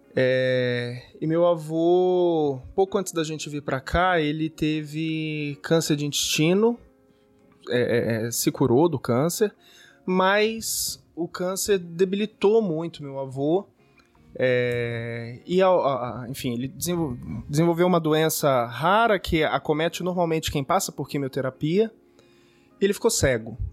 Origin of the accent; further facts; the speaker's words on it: São Paulo, Brazil; also born or lived in Rio de Janeiro; nasci aqui em São Paulo mesmo, mas já morei um bom tempo no Rio de Janeiro